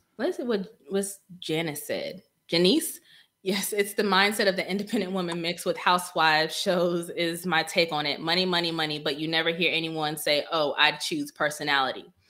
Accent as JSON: {"language": "English", "region": "Northern Virginia", "country": "United States", "moved": "as an adult", "lives_now": "Killeen, United States", "said": "I'm from Northern Virginia. So um, Prince William County and up"}